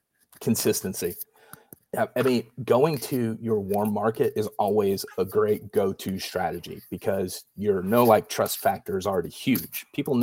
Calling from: Dallas, Texas, United States; So I'm tuning in from Dallas, Fort Worth, Texas. My family and I, we've lived here since 2014.

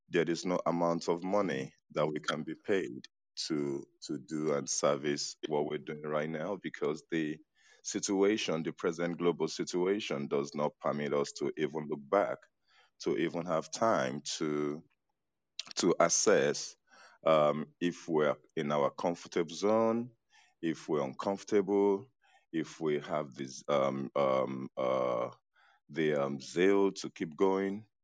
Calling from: Senegal; I'm listening from Senegal.

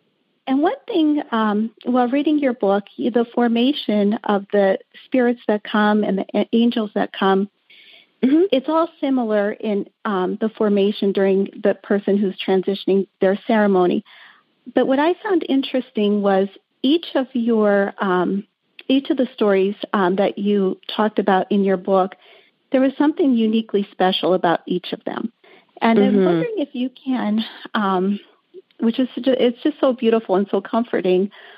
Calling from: Drums, Pennsylvania, United States; Drums, Pennsylvania.

